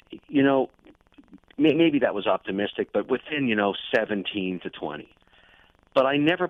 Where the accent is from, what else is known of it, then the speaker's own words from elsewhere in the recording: Montreal, Quebec, Canada; I was born in Montreal